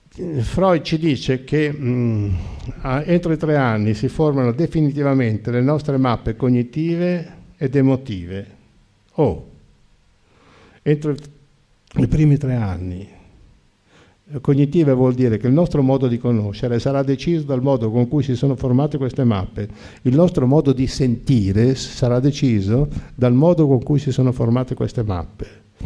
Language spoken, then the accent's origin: Italian; Lombardy, Italy; E perché sono nato in Lombardia? E perché sono nato in una famiglia di dieci figli?